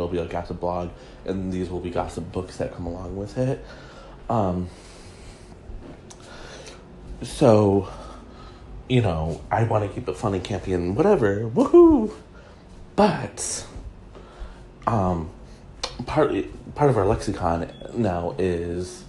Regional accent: Michigan, United States; Grand Rapids, Michigan, my home state

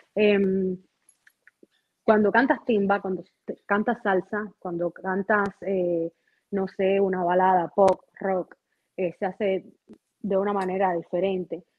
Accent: Las Tunas, Cuba; moved away as an adult; also born or lived in Mexico; now in Miami, United States; yo no estoy en Cuba, soy cubana, pero no vivo en Cuba

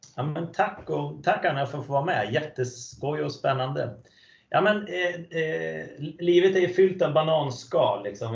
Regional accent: Falköping, Västra Götaland, Sweden; moved away; Jag är uppvuxen i en stad som heter Falköping

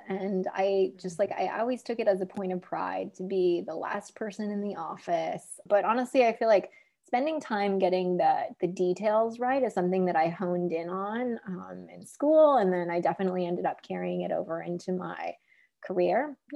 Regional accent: America's heartland, Midwest, United States; growing up in America's heartland with all of these farmers and hardworking middle of the country folks

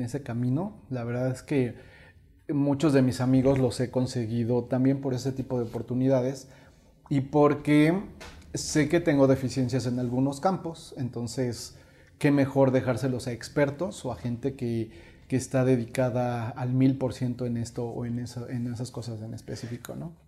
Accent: Mexico; como raza mexicana somos artistas

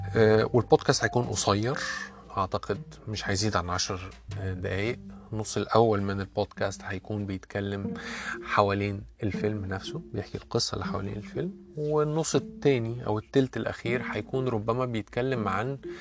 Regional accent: Egypt; accent: Egyptian; انا اتولدت وعشت معظم حياتي في مصر

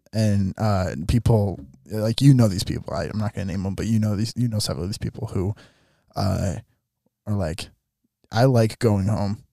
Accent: southern Minnesota, United States; this church in my hometown

